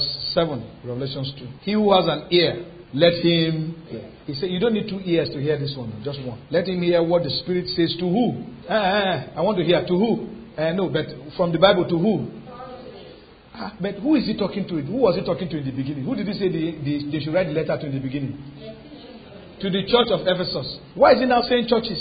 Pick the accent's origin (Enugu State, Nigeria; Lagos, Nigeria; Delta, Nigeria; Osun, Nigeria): Lagos, Nigeria; moved away; When we were growing up in Lagos, we had seasons in our compound